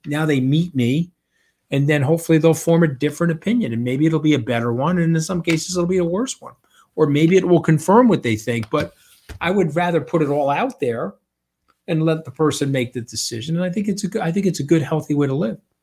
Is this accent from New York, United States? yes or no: yes; Long Island, New York, United States; I'm an Italian from Long Island.